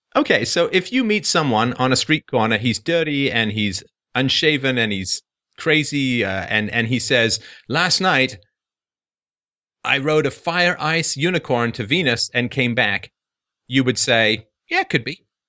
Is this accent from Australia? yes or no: no; Ireland; I'm Irish.